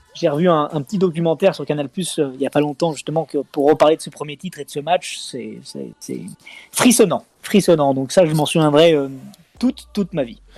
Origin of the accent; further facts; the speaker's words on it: Lyon, Auvergne-Rhône-Alpes, France; je suis né à Lyon 8 le 21 décembre 86, hein, et, fièrement donc lyonnais de, naissance et, de cœur